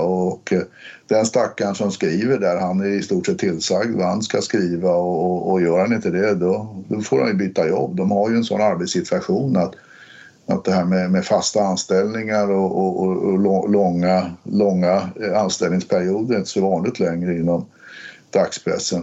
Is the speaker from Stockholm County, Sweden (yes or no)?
yes; Stockholm, Stockholm County, Sweden; jag är uppväxt i Hökarängen